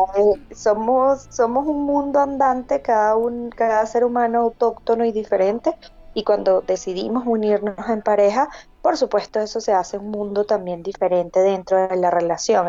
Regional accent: Barquisimeto, Lara, Venezuela; moved away as an adult; now in Medellín, Colombia; soy de Venezuela, de una ciudad que se llama Parquisimeto

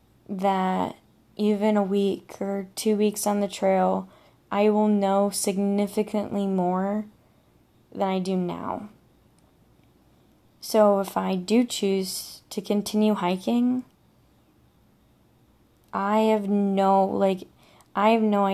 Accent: Michigan, United States; I'm from Michigan

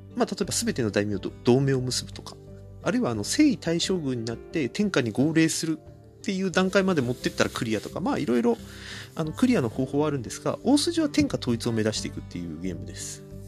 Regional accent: Kanto, Japan; 僕、関東の人間なんですけど

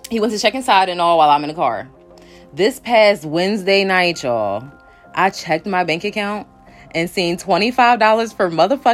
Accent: Philadelphia, Pennsylvania, United States; He's from North Jersey and I'm obviously from Philly.

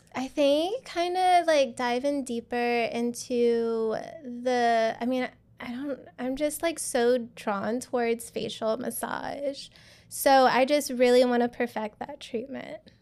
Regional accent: Louisiana, United States; now in Houston, United States; I'm from Louisiana

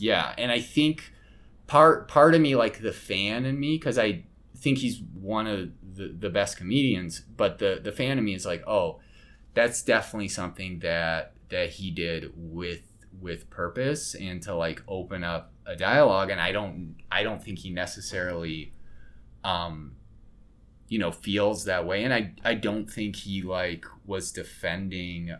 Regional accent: Colorado, United States; now in Chicago, United States; I'm not from Chicago. I'm originally from Colorado

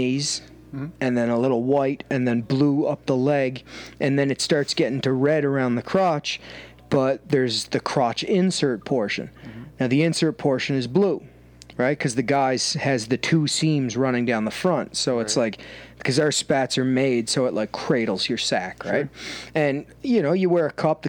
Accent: Canada; I'm Canadian

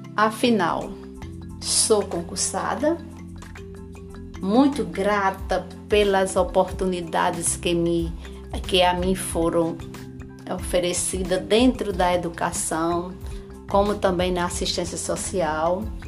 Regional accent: Catolé do Rocha, Paraíba, Brazil; now in São Bento, Brazil; Sou natural de Catolé do Rocha, Paraíba, mas resido em São Bento, Paraíba, desde 1993

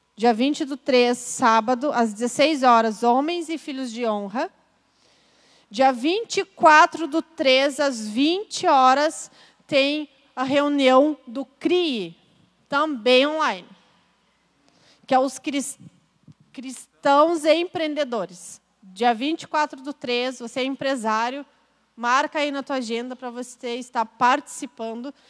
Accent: Porto Alegre, Rio Grande do Sul, Brazil; sobre o Rio Grande do Sul, o estado que eu nasci, sobre Porto Alegre, da onde eu nasci

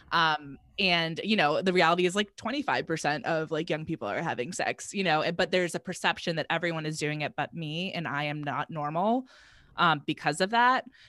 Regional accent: Virginia, United States; I grew up in Virginia, and so there's also, like, kind of the southern, um, like, side of things

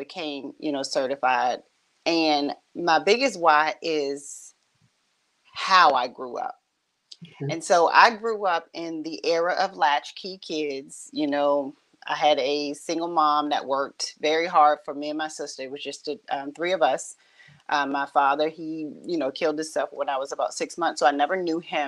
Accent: Richmond, Virginia, United States; I grew up and born and raised kind of in the same area. I'm right here in Southside, Richmond, Virginia

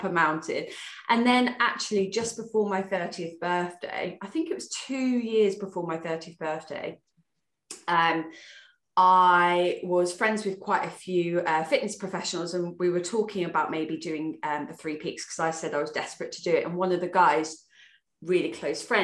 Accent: Worcester, West Midlands, United Kingdom; moved away as an adult; also born or lived in Newbury; I'm from Worcester, I moved to Hampshire, so I moved to Newbury

